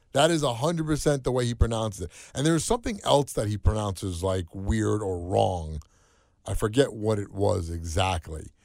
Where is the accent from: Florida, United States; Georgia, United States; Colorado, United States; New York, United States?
New York, United States; Rockland County; accent: New York; I grew up in Rockland County, but it's 20 miles north of New York City